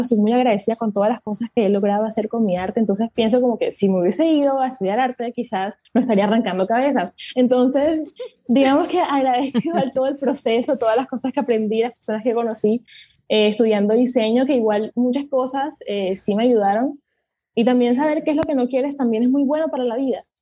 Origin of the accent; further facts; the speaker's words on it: Colombia; mi país, en Colombia